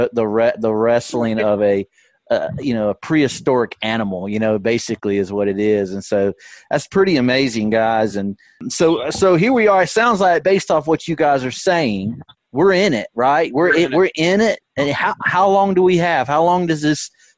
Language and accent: English; the Shoals, Alabama, United States; I grew up in the Shoals, which is on, you know, Pickwick, and I so happened to work my way back there.